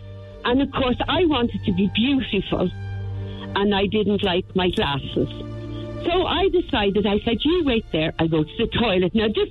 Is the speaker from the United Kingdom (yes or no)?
no; Cork, Munster, Ireland; I was born in Cork